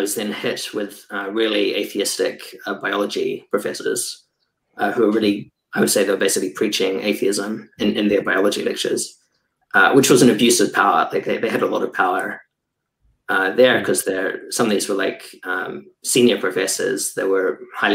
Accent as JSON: {"language": "English", "country": "New Zealand", "moved": "yes", "lives_now": "Germany", "said": "I'm a biologist currently based in Germany. I was from New Zealand before"}